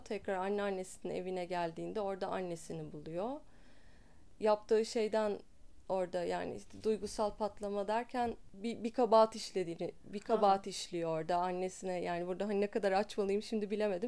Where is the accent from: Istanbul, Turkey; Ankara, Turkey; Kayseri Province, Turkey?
Istanbul, Turkey; İstanbul'da doğdum, İstanbul'da büyüdüm.